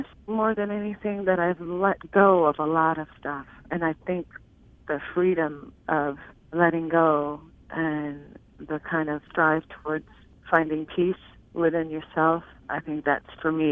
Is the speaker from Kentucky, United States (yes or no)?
yes; Harlan County, Kentucky, United States; I'm from Harlan County, Kentucky. So when you're from Appalachia